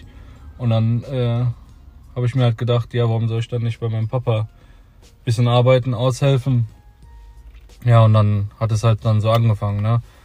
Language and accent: German; Cologne, North Rhine-Westphalia, Germany; bei uns in Köln